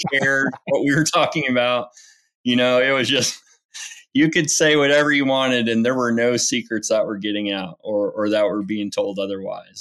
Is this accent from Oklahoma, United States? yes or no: yes; Enid, Oklahoma, United States; moved away as an adult; now in Birmingham, United States; I was born and raised in Enid